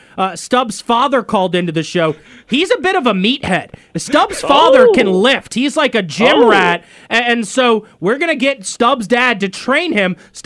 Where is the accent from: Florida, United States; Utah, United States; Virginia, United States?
Virginia, United States; Northern; now in Richmond, United States; Right, and so I'm from Northern Virginia. We were 703.